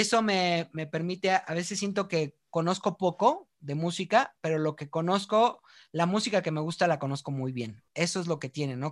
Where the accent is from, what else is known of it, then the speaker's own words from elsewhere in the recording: Mexico; somos mexicanos